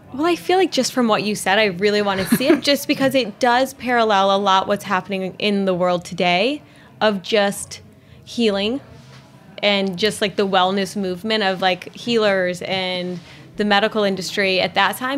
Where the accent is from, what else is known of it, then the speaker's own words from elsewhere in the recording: Pinconning, Michigan, United States; I grew up in a small town in Michigan, um, Pinconning, Michigan, where it's population I think of twelve hundred